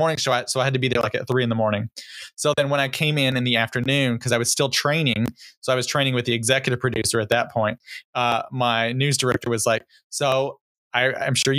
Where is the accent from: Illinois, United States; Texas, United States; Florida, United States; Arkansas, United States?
Texas, United States; moved away; I'm originally from Texas. And I don't know, sometimes my accent comes out.